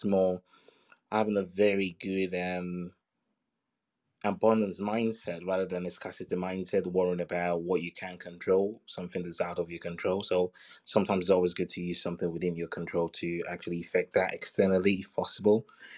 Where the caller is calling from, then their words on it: London, United Kingdom; From London.